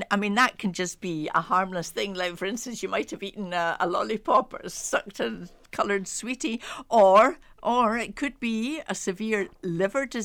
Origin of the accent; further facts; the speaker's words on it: Dublin, Leinster, Ireland; I grew up in Dublin.